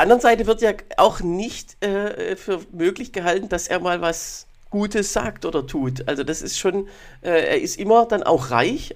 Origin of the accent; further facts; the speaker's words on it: near Heilbronn, Baden-Württemberg, Germany; now in Berlin, Germany; weder in meiner Heimat bei äh, Heilbronn noch hier in Berlin